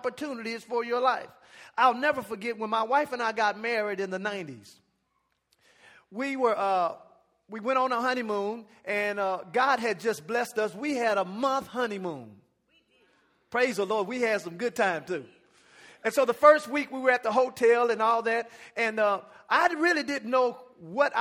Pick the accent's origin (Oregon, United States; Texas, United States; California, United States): Texas, United States; Dallas; now in Arlington, United States; I'm from the Dallas area